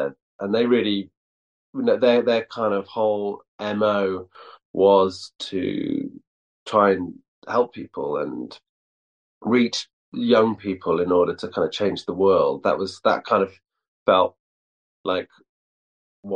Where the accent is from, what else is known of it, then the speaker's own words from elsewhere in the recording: Llandrindod Wells, Wales, United Kingdom; also born or lived in Aberystwyth, Wales / Cardiff, Wales; I was born in Aberystwyth, but I grew up in Llandrindod, Wales, which is this really small town of like 2,000 people.